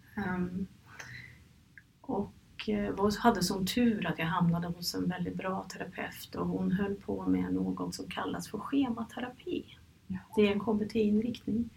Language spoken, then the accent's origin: Swedish; Norway; moved away as an adult; now in Stockholm, Sweden; jag kommer från Norge